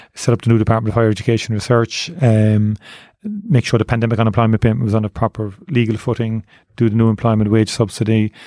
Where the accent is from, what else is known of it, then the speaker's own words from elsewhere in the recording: Cork, Munster, Ireland; I grew up in Tornells Cross, I joined Nemo Rangers when I was eight years of age